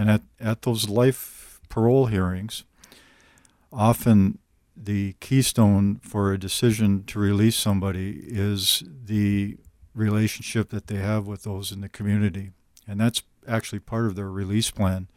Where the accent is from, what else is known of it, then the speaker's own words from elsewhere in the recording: northern Minnesota, United States; I still live in northern Minnesota